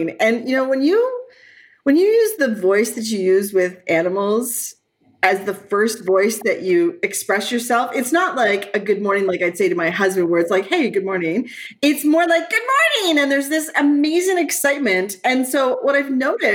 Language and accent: English; Brampton, Ontario, Canada; I grew up in Brampton